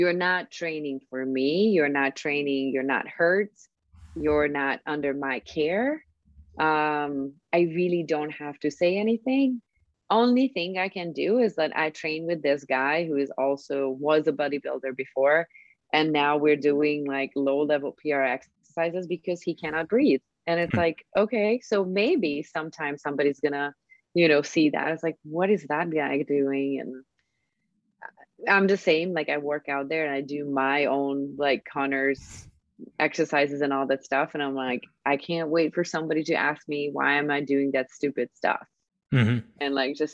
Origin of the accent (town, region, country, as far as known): Hungary